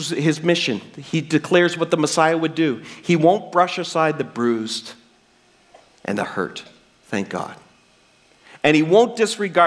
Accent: New Brunswick, Canada; I'm a kid from New Brunswick

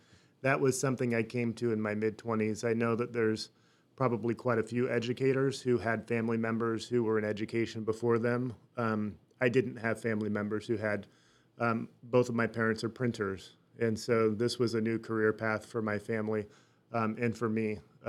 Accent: Burlingame, California, United States; born there; I was born in Burlingame, California. So that is just south of San Francisco in the Bay Area.

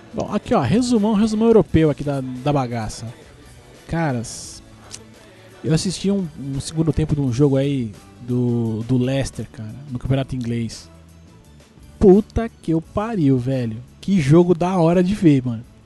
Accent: Brazil; also born or lived in Guarulhos; pelo menos como brasileiro besta

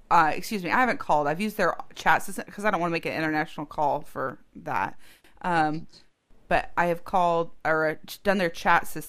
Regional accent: United States; I am from America

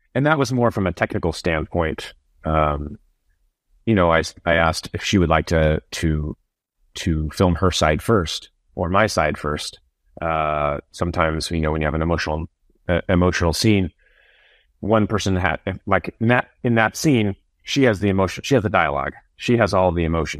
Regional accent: Iowa, United States; I'm from Iowa

